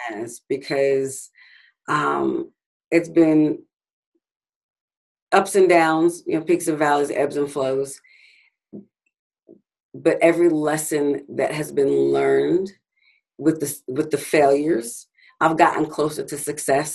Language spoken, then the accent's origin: English; Grand Rapids, Michigan, United States; I was born and raised in Grand Rapids, Michigan